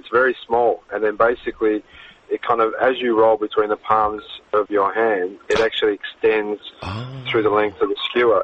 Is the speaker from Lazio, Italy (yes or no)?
no; Naples, Campania, Italy; moved away; we grew up in Naples, in an area called Bulciano, and we all lived in a little cortile